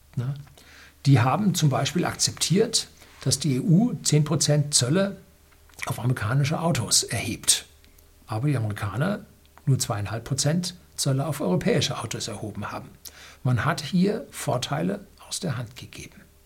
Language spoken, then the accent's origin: German; Southern Germany, Germany; bei uns in Süddeutschland